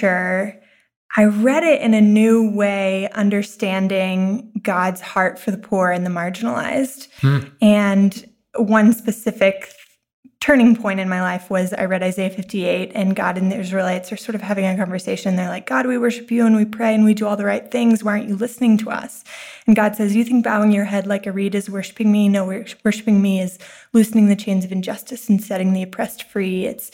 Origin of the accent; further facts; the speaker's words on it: Texas, United States; moved away as an adult; now in New York City, United States; I'm originally from Texas. I moved to New York to go to NYU theater school